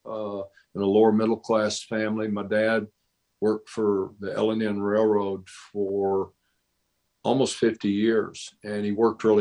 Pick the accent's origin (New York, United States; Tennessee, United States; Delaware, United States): Tennessee, United States; Nashville; also born or lived in Mount Juliet, Tennessee; I'm from Nashville. I grew up in downtown Nashville. I'm a city kid. I grew up in the city. And I'm a Nashville native